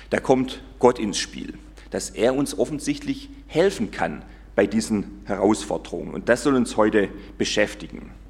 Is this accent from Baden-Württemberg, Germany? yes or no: yes; Gomaringen, Baden-Württemberg, Germany; aber wir haben es auch gespielt in Gommaring, wo ich aufgewachsen bin, da gab es Burg, ein Schloss, wir haben da gewohnt, das war das Pfarrhaus